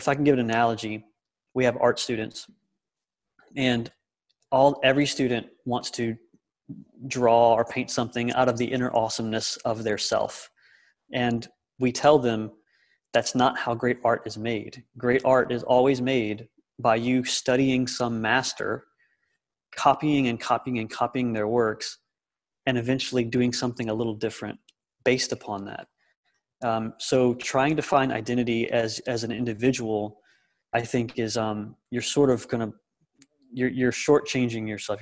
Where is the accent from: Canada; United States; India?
United States; the South; My identity as a man and my identity as, as an American or as a Southerner, I'm also in the South